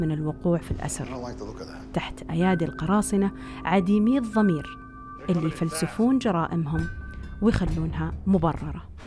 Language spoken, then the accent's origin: Arabic; Riyadh, Riyadh Province, Saudi Arabia; إني انولدت وعشت في الرياض